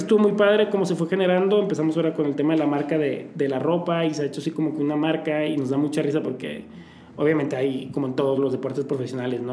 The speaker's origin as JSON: {"language": "Spanish", "town": "Torreón", "region": "Coahuila", "country": "Mexico", "also_born_or_lived": "Poza Rica, Veracruz", "moved": "yes", "said": "empecé con mi papá en Torreón, de donde soy yo"}